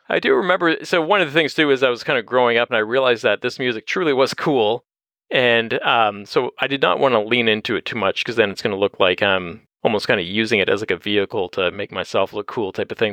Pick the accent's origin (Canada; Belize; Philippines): Canada; Windsor, Ontario; now in London, Canada; I grew up in Windsor